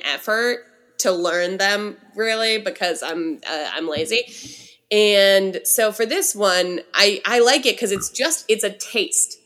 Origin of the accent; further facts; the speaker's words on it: California, United States; as a Californian